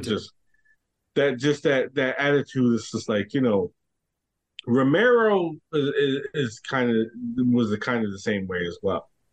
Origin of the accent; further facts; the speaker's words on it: New York, United States; me being a New Yorker